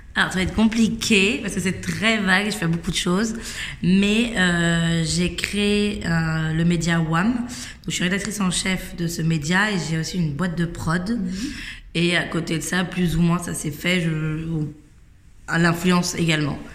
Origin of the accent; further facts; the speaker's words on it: Versailles, Île-de-France, France; j'ai grandi à Versailles